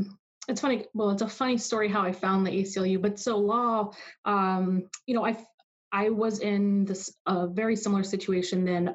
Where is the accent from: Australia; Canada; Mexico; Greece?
Mexico; now in Arizona, United States; Mexico. Yeah.